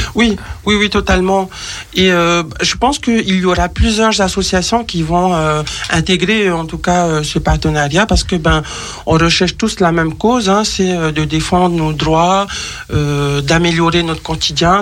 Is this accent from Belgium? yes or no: no; French Polynesia; je suis de Tahiti